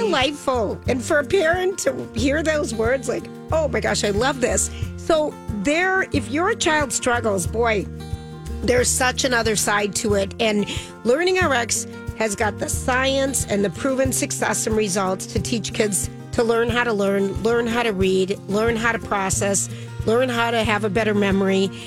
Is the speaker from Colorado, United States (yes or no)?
no; Minnesota, United States; We're from Minnesota